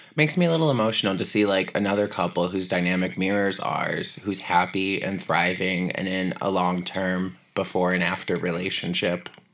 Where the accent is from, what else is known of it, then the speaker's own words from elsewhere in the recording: hometown with Gore Orphanage Road, Ohio, United States; my hometown